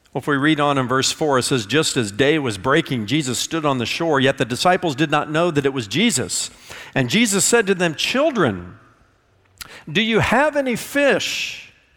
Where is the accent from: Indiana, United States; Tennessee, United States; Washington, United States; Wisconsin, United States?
Indiana, United States; I'm from Indiana